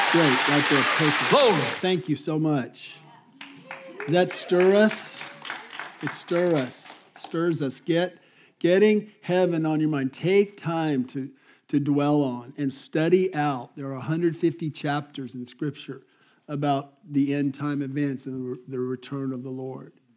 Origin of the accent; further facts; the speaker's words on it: Albuquerque, New Mexico, United States; growing up in Albuquerque in the desert of New Mexico